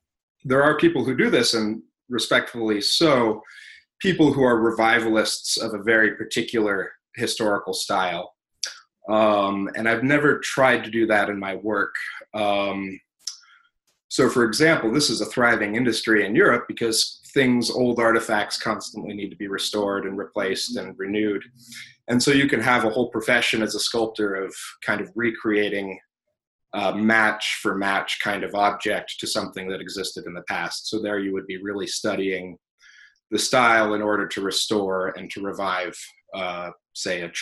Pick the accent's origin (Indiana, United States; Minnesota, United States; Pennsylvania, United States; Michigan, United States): Indiana, United States; South Bend; also born or lived in California / Chicago, Illinois; We grew up kind of in California first and then Chicago for a little while, but I mostly grew up in South Bend, Indiana